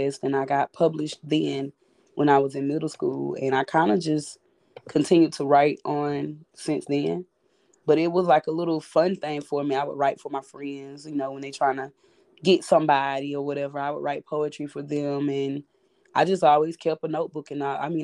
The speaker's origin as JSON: {"language": "English", "town": "Macon", "region": "Georgia", "country": "United States", "moved": "as an adult", "lives_now": "Charleston, United States", "said": "I am from Macon, Georgia. I moved to Charleston in 2016 to pursue a career of poetry"}